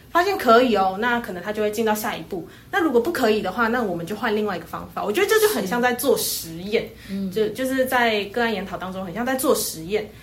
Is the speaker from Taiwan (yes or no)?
yes; Taiwan; 我们台湾人